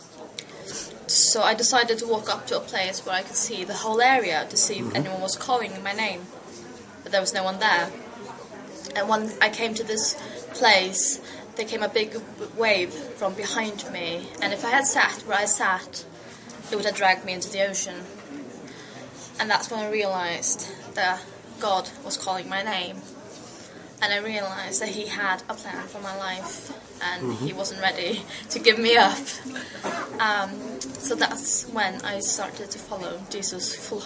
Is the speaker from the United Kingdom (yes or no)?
no; Faroe Islands; I'm from the Faroe Islands, which is up north between Iceland and Scotland.